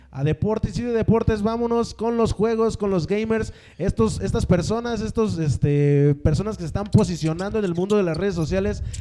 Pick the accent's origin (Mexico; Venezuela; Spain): Mexico; para mí, como mexicano, es un orgullo decir que tenemos un boxeador como Canelo Álvarez.